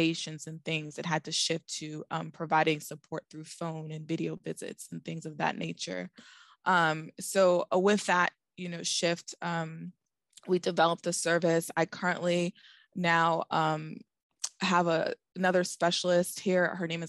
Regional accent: Boston, Massachusetts, United States; also born or lived in Florida; I'm originally from Boston, but I've been all over because as a pharmacist, we are known to travel.

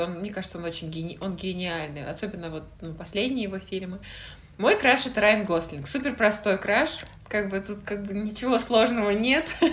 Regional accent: Russia; now in United Kingdom; я из России

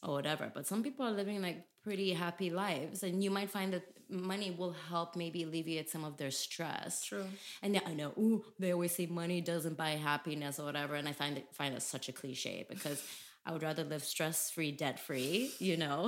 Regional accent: Tanzania; first language English; moved away as an adult; now in Netherlands; it's where I grew up. I was born there and it's a place I call home

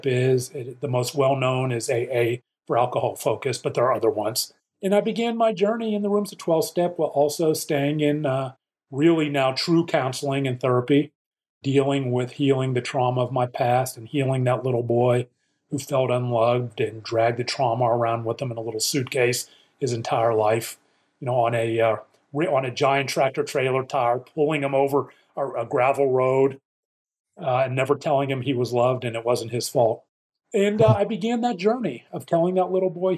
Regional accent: Pittsburgh, Pennsylvania, United States; growing up in Pittsburgh, PA

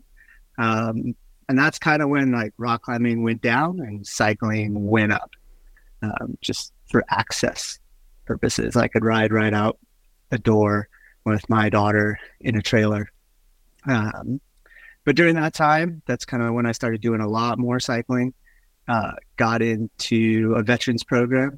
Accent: California, United States; moved away as an adult; also born or lived in Big Bear, California / San Francisco Bay Area, California / Salt Lake City, Utah; now in Beaverton, United States; I grew up in California, partially down in the mountains in Southern California, like Big Bear area, until I was about 10, and then we moved to the Bay, San Francisco Bay area, where I lived till I joined the Marine Corps

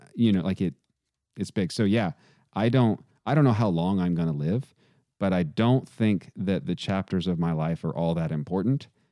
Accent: Texas, United States; I grew up playing football in Texas

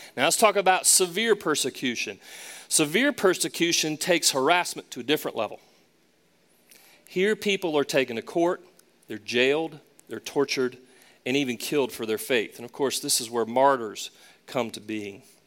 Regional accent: Charlotte, North Carolina, United States; also born or lived in Raleigh, North Carolina / Boston, Massachusetts; Charlotte in particular, my hometown

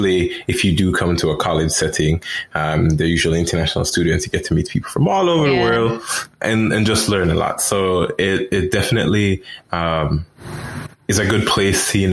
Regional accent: Jamaica; now in United States; I'm from Jamaica

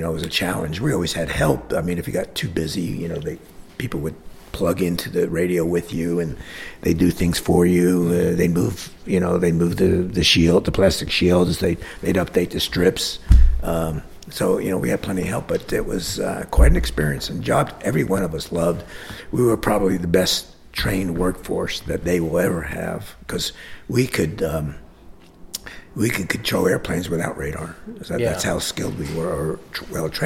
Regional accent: Hialeah, Florida, United States; also born or lived in Jersey City; I grew up in Hialeah

